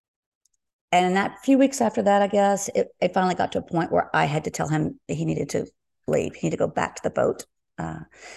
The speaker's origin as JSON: {"language": "English", "area": "Forest Cove", "region": "Texas", "country": "United States", "tie": "born or raised there", "said": "I'm from Texas"}